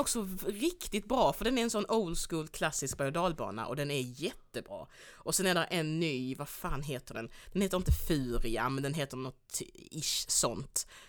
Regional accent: Skåne, Sweden; also born or lived in Angola; jag är också uppvuxen i Skåne

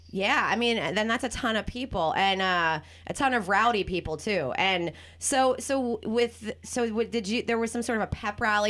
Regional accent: New Jersey, United States; also born or lived in Venice, Los Angeles; now in Los Angeles, United States; I'm from Jersey

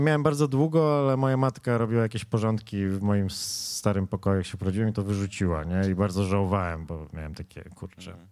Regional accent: a village near Wrocław, Lower Silesian Voivodeship, Poland; moved away; ja się wychowywałem pod Wrocławiem w takiej wsi

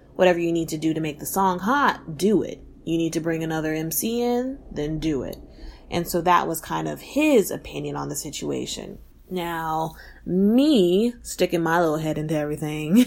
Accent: Texas, United States; I'm from Texas

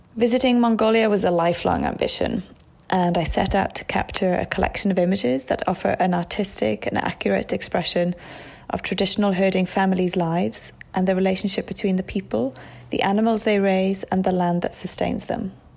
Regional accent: Wales, United Kingdom; moved away as an adult; also born or lived in Iraq; my hometown in Wales

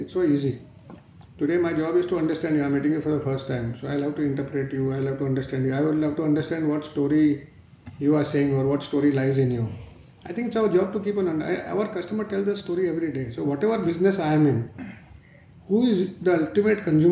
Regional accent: Mumbai, Maharashtra, India; I come from South Mumbai, come from a trading family. My grandfather had moved to India from Rajasthan and we were textile traders. I went to a nearby school which was on my road only

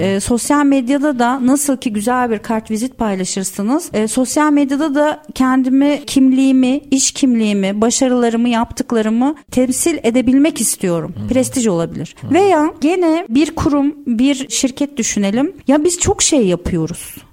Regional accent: İzmir, Turkey; moved away as an adult; now in Istanbul, Turkey; ben İzmirliyim. Üniversite okumak için İstanbul'a geldim

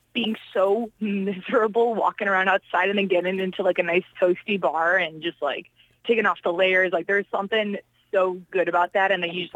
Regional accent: Chicago, Illinois, United States; moved away as an adult; also born or lived in Poland; now in San Diego, United States; I mean, if we're going to be technical, I'm actually from Poland, but I moved to Chicago when I was like 2 years old.

